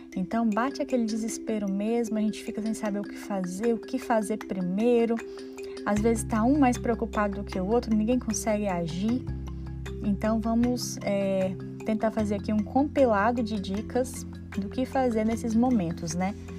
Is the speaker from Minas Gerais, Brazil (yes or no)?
yes; Minas Gerais, Brazil; eu sou mineira